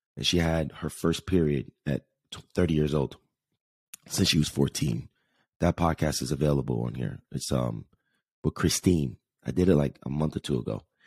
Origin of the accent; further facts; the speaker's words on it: Jersey City, New Jersey, United States; moved away; New York City, New Jersey area, specifically Jersey City, my hometown